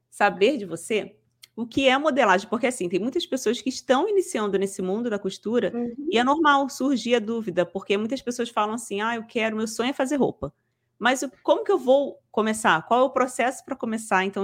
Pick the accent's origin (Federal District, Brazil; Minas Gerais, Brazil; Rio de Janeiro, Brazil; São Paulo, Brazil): Rio de Janeiro, Brazil; também, também sou carioca. Rio de Janeiro.